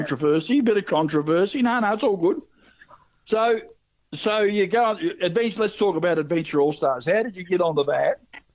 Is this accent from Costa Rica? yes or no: no; Tasmania, Australia; moved away; I'm a Tassie boy. I grew up in Tasmania.